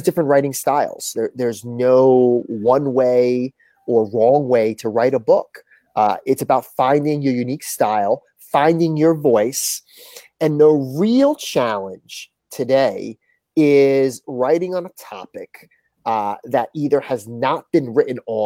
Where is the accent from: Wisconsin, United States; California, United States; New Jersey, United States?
New Jersey, United States; Northwestern; moved away as an adult; now in Houston, United States; from Northwestern New Jersey. My school had 400 kids, my high school. I went to a K-8 consolidated